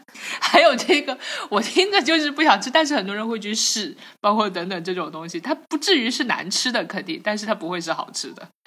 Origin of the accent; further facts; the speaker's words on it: Jiangxi, China; 我的这个长大的江西